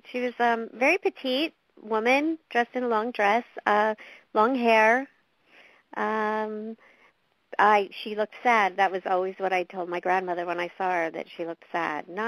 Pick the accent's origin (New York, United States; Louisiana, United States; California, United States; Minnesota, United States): California, United States; It was it was different being born and raised in California to be in Missouri in the winter. It was freezing